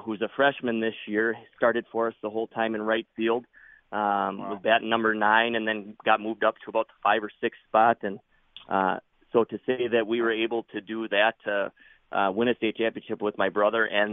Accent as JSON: {"language": "English", "town": "Prairie Farm", "region": "Wisconsin", "country": "United States", "tie": "born or raised there", "said": "I grew up in Prairie Farm, which is half the size of Boyceville."}